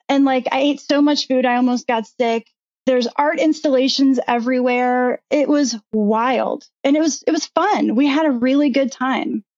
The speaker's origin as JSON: {"language": "English", "town": "Virginia Beach", "region": "Virginia", "country": "United States", "tie": "born or raised there", "said": "I grew up in Virginia Beach"}